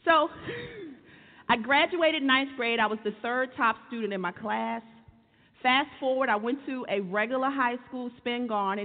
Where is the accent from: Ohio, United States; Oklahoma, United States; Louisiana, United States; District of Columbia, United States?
District of Columbia, United States; Washington; I grew up in Washington, D.C., a very urban area at the time.